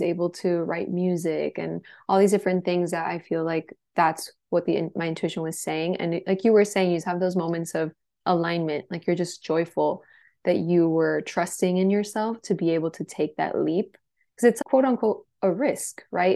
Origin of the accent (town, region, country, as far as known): Miami, Florida, United States; born or raised there; moved away as an adult; also born or lived in Los Angeles